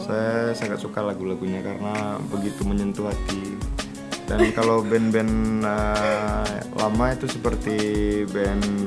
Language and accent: Indonesian; Rengat, Riau, Indonesia; asal saya dari dari apa ya dari Indragiri Hulu